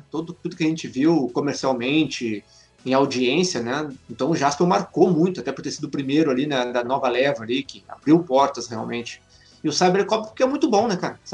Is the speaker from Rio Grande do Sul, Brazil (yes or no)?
yes; Porto Alegre, Rio Grande do Sul, Brazil; Eu sou de Porto Alegre, Rio Grande do Sul, gaúcho.